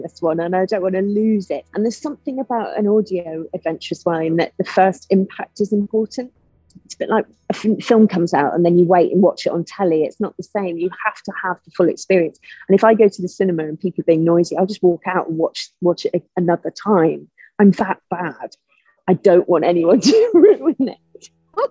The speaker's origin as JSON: {"language": "English", "town": "Liverpool", "region": "North West England", "country": "United Kingdom", "said": "I'm from Liverpool."}